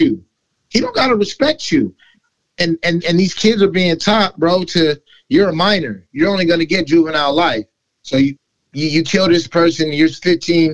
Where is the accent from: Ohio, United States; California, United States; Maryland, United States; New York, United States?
California, United States; Los Angeles; also born or lived in West Seattle, Washington; now in Seattle, United States; I come from California, from Los Angeles.